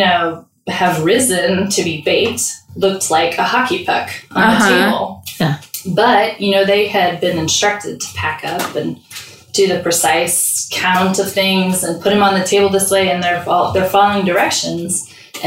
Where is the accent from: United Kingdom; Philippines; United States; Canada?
United States; Missouri; I am from the Midwest. I'm from Missouri, not Kansas